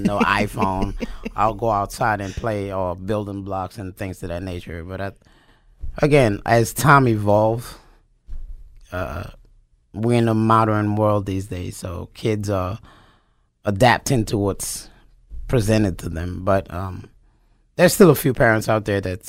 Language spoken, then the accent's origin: English; New York City, New York, United States; moved away as an adult; also born or lived in Japan / North Carolina / South Carolina; now in Wyoming, Pennsylvania, United States; I am from New York City, actually